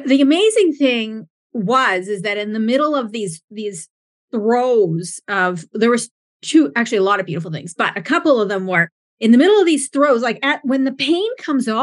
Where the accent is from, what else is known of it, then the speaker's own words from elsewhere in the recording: Alberta, Canada; moved away; I'm actually from Alberta. So I got the mountains, and my family's from BC, British Columbia